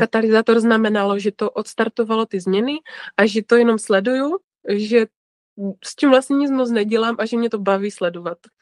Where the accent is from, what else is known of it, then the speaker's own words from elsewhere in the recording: Ostrava, Moravian-Silesian Region, Czechia; já jsem z Ostravy, to jste asi možná poznali už podle mé mluvy